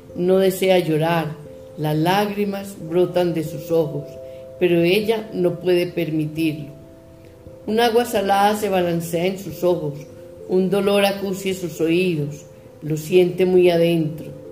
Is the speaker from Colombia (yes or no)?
yes; Colombia; de Colombia